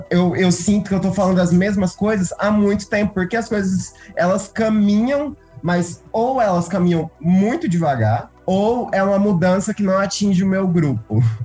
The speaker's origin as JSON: {"language": "Portuguese", "town": "Primavera do Leste", "region": "Mato Grosso", "country": "Brazil", "said": "eu sou de Primavera do Leste, no Mato Grosso, eu sou de uma cidade do interior do Mato Grosso"}